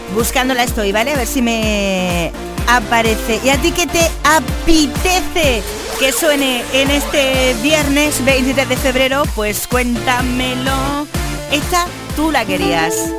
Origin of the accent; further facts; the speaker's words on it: Granada, Andalusia, Spain; yo también soy de, de Granada. De Granada